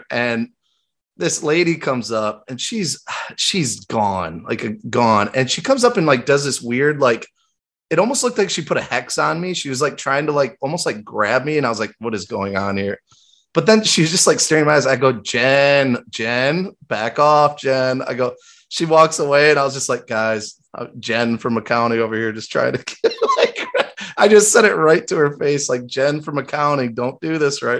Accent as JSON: {"language": "English", "town": "Grand Rapids", "region": "Michigan", "country": "United States", "tie": "born or raised there", "said": "my hometown, Grand Rapids"}